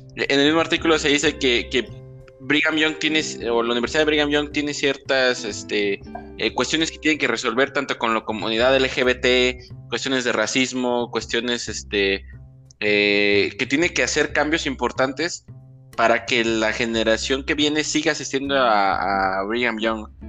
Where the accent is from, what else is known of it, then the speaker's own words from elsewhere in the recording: Michoacán, Mexico; now in Guadalajara, Mexico; soy de Michoacán